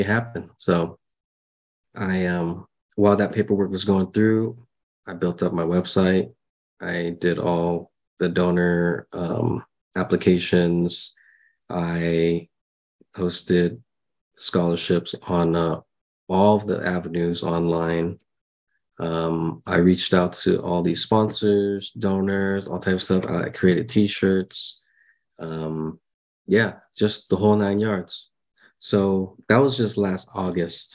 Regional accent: San Diego, California, United States; I grew up with everyone in San Diego here

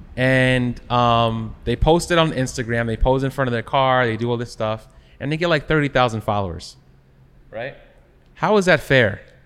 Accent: Long Island, New York, United States; growing up in Long Island

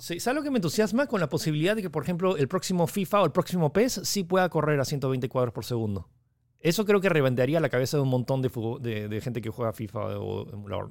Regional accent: Peru

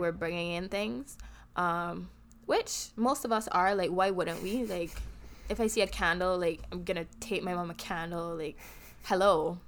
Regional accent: Barbados; accent: Bajan; now in United States

